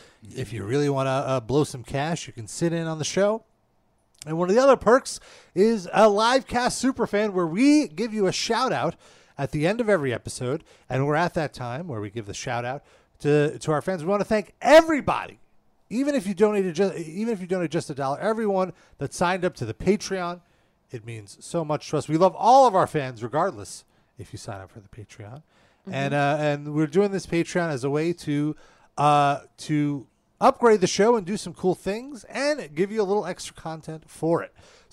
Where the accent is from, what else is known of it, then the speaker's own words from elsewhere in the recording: Edmonton, Alberta, Canada; I'm from Edmonton, Alberta, Canada.